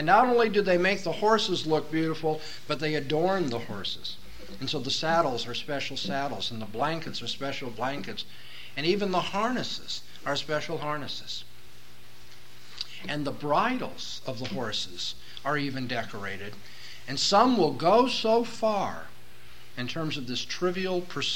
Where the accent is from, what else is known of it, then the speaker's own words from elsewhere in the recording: Southern California, United States; moved away; I come from Southern California, from an urban area.